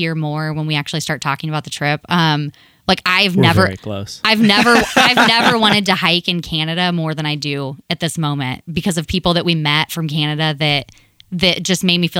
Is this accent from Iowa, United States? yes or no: no; Ohio, United States; You guys, we're from Ohio.